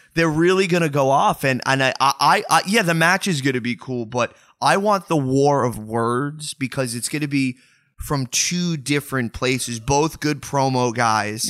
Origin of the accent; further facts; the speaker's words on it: New York, United States; accent: New York; my New York accent